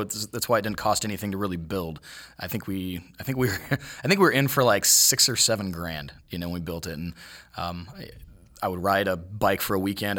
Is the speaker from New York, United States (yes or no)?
no; Cuyahoga Falls, Ohio, United States; moved away as an adult; also born or lived in Las Vegas / San Diego; now in Columbus, United States; I came down here from Cuyahoga Falls, Ohio, which is a little bit, little bit south of Cleveland.